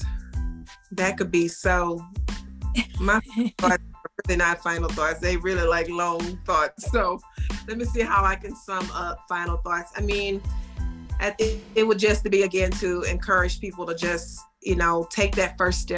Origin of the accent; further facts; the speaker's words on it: Baton Rouge, Louisiana, United States; moved away as an adult; now in Houston, United States; Baton Rouge, my hometown